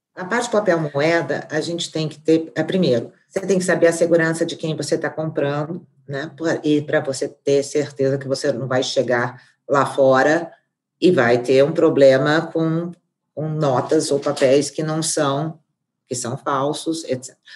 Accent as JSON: {"language": "Portuguese", "country": "Brazil", "said": "nós como brasileiros"}